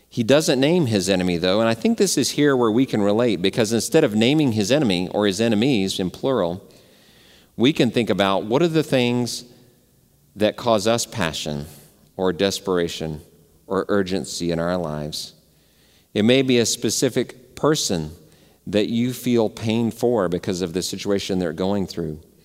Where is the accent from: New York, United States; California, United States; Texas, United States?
Texas, United States; Dallas; I grew up in Dallas